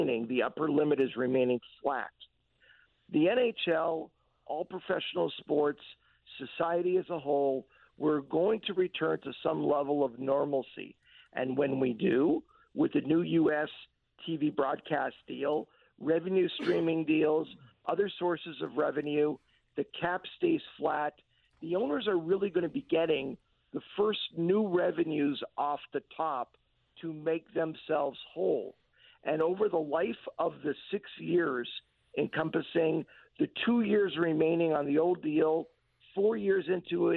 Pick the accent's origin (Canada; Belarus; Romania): Canada; Montreal, Quebec; since I was 6 years old, growing up in Montreal